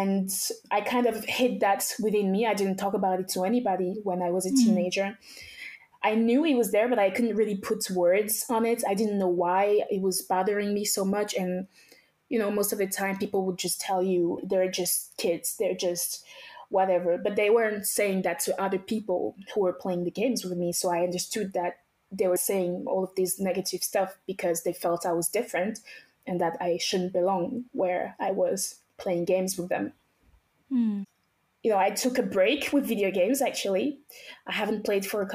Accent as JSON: {"language": "English", "country": "France", "tie": "born or raised there", "also_born_or_lived": "Togo / Benin", "said": "I was actually born in Togo, West Africa. I grew up until I was about 7 years old in Benin. So after I was born in Togo, my family and I went straight to Benin, which are close countries. They're basically the same culture. After that, we came straight to France. This is when I started going to middle school"}